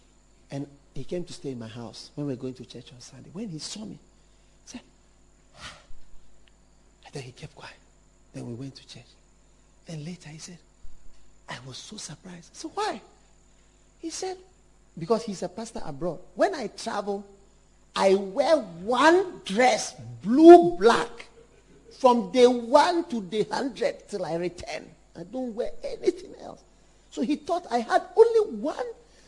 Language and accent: English; London, United Kingdom; born there; I was born in London. I wasn't born in Ghana.